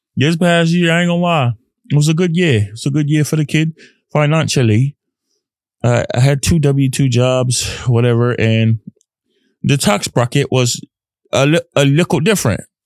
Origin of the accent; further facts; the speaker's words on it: Dallas, Texas, United States; growing up in Texas, a Texas boy